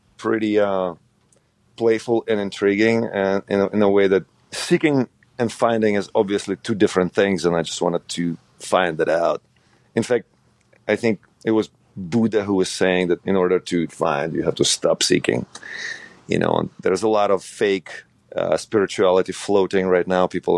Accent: Ukraine; moved away; growing up in Ukraine

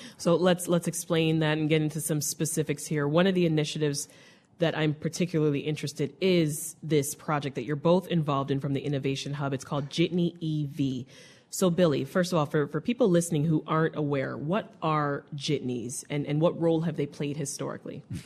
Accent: Jamaica; now in Chicago, United States; I grew up in Jamaica, so I grew there up taking those buses

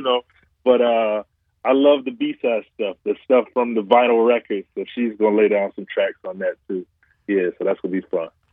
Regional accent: Detroit, Michigan, United States; also born or lived in Chicago; Detroit is my hometown

